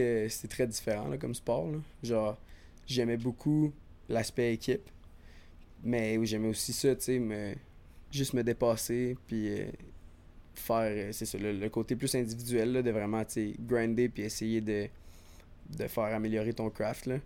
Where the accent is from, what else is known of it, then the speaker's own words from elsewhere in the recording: Sherbrooke, Quebec, Canada; moved away as an adult; now in Montreal, Canada; je suis parti euh, de Sherbrooke il y a genre 7 ans déjà maintenant.